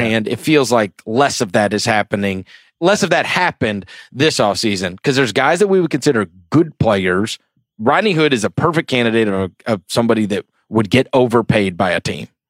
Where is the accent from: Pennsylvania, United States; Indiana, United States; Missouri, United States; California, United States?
Missouri, United States; St. Louis; also born or lived in outside New York City; we moved to Saint Louis when I was a kid